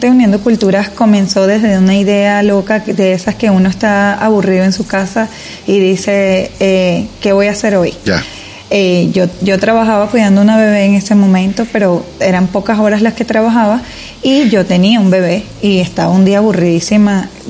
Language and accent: Spanish; Caracas, Capital District, Venezuela; now in Miami, United States; Bueno, eh, yo soy de Caracas, Venezuela. Llegué a Estados Unidos hace cinco años y vivo en Miami.